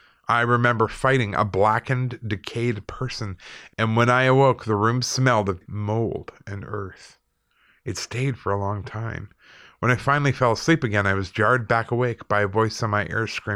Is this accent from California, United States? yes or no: no; South Dakota, United States; also born or lived in Chicago; My whole life has been a mess of paranormal activity, both here in South Dakota where I grew up and in Chicago where I went to school. I'm of Native American heritage and a firm believer in the paranormal.